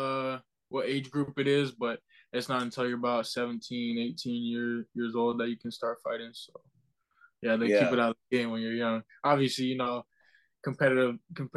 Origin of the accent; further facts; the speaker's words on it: Peterborough, Ontario, Canada; also born or lived in Ottawa, Ontario; Grew up in Peterborough, Ontario